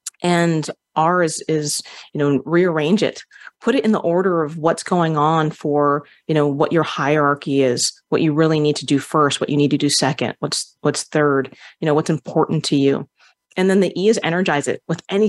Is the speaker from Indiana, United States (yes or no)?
no; Hawaii, United States; Being Hawaiian, you know, we call upon, you know, our ancestors, and, you know, being around different Polynesians